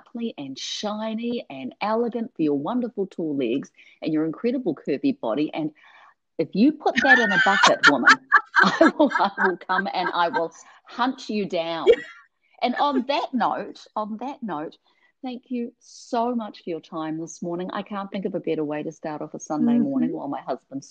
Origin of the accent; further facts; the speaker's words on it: New Zealand; now in United States; Being a New Zealander who moved here